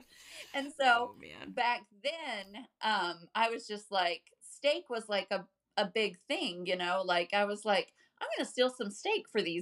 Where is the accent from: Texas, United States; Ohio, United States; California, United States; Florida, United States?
Florida, United States; also born or lived in Clewiston, Florida; I was born in Florida